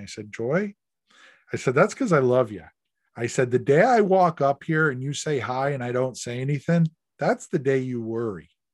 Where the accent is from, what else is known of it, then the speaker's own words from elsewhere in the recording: the Berkshires, Massachusetts, United States; moved away; I grew up in the Berkshires